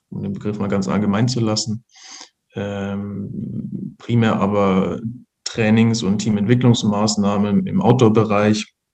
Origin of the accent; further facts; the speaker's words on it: Ingolstadt, Bavaria, Germany; bin gebürtiger Ingolstädter, ähm, war ähm, für Ausbildungen und so weiter in, in Regensburg und München und äh, bin seit knapp zehn Jahren wieder, wieder in Ingolstadt